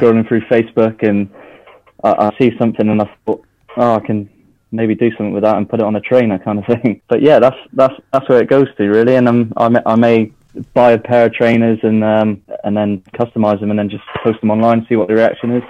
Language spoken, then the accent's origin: English; Devon, South West England, United Kingdom; I was born in Devon, so I'm I'm Devon born and bred. We live down here